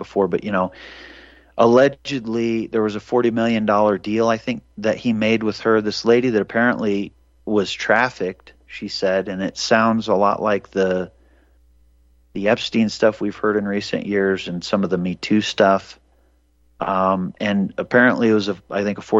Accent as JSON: {"language": "English", "region": "Montana", "country": "United States", "tie": "born or raised there", "said": "I was born in Montana, so I think maybe the native Montanan in me"}